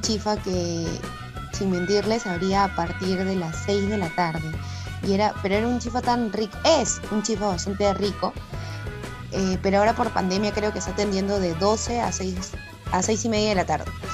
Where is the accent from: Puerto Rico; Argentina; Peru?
Peru; Lima; en mi infancia, porque antes vivía en Magdalena, al límite con San Isidro